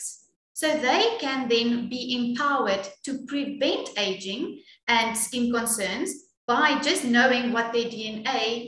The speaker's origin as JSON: {"language": "English", "country": "South Africa", "said": "Well, being proudly South African is quite amazing"}